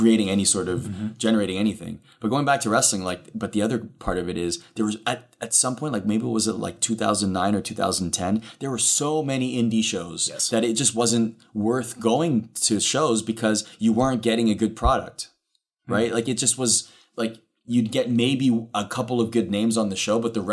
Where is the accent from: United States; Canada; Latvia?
Canada; growing up in Canada, those are the hockey broadcasters in Canada that I would watch